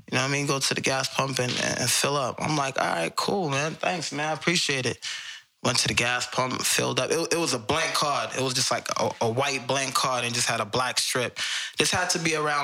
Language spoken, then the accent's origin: English; Boston, Massachusetts, United States; I grew up in Boston